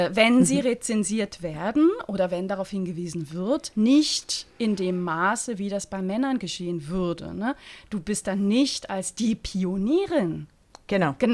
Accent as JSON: {"language": "German", "country": "Switzerland", "tie": "born or raised there", "said": "Als Schweizerin, die, ne, die mit dem Blick auf die Alpen aufgewachsen ist."}